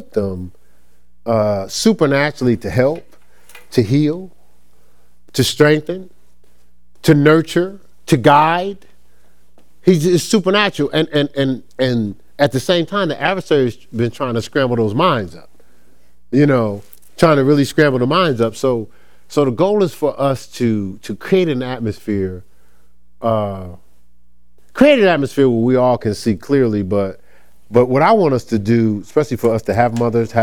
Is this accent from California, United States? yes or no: no; Newark, New Jersey, United States; I came from Newark, New Jersey